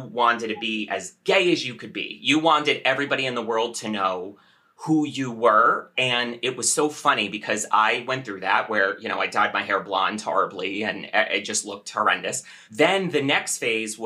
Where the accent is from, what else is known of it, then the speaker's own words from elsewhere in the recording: Western New Jersey, United States; I was Western New Jersey, practically Pennsylvania